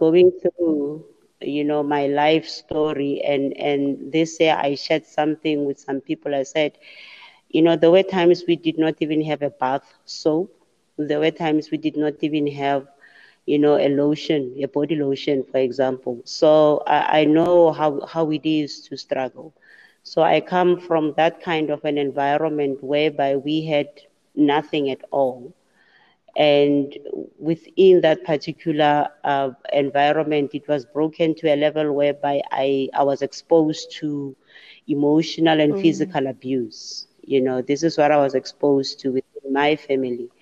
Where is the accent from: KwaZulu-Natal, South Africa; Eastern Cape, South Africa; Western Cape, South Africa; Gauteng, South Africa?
Gauteng, South Africa; Mamelodi; I was born and bred in Mamelodi